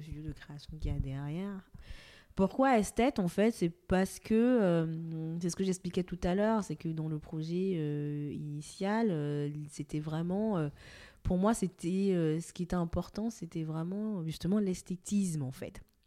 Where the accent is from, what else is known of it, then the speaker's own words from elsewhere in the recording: Cotonou, Littoral, Benin; moved away as an adult; also born or lived in Lille, France; now in France; Donc je suis née et j'ai grandi au Bénin, à Cotonou